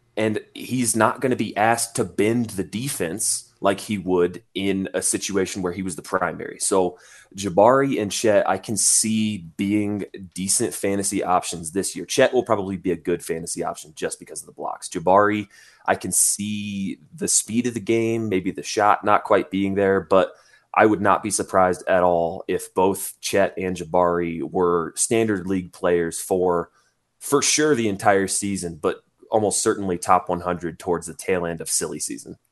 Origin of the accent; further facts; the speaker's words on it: Indiana, United States; from my home state of Indiana